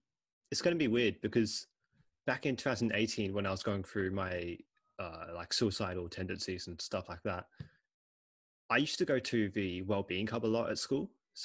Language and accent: English; Australia; also born or lived in England / China; So I was born in England. I moved out in 2006, so when I was 3 years old. And I ended up coming here to Australia. Awesome. And then in 2012, I went to China. And then 2016, came back here to Australia.